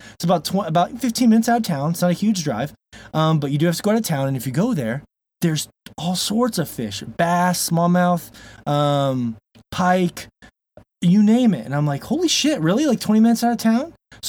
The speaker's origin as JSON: {"language": "English", "region": "Florida", "country": "United States", "tie": "born or raised there", "moved": "as an adult", "lives_now": "Montana, United States", "said": "I'm a bass guy. I grew up in Florida. I miss the ocean. And I've lived here since I was 18"}